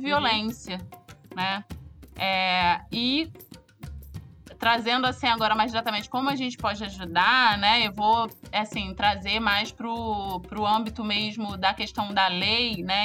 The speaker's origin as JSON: {"language": "Portuguese", "region": "Rio de Janeiro", "country": "Brazil", "said": "eu sou do Rio de Janeiro"}